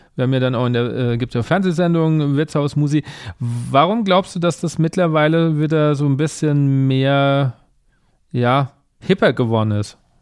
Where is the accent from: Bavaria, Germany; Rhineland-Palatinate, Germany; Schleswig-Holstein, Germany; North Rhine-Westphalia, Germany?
Bavaria, Germany; Aschaffenburg; moved away as an adult; now in Mainz, Germany; ich komme aus Bayern ursprünglich. Also ich komme Rand, Rand Bayern, ich komme aus der Ecke Aschaffenburg und ähm, lebe jetzt seit ein paar Jahren und arbeite in Mainz